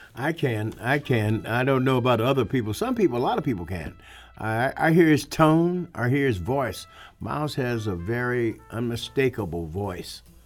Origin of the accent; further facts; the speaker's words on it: St. Louis, Missouri, United States; he had grown up like I did in Saint Louis